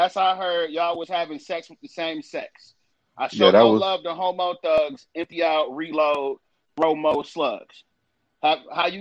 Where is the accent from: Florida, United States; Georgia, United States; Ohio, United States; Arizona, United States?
Ohio, United States; I'm from Ohio